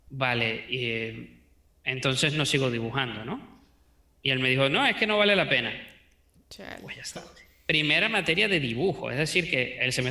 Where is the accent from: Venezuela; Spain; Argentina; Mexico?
Venezuela; accent: Venezuelan; also born or lived in United States; Entonces, bueno, nací en Venezuela, me crié en Estados Unidos. Luego, cuando volvimos a Venezuela, me crié en muchas partes de Venezuela.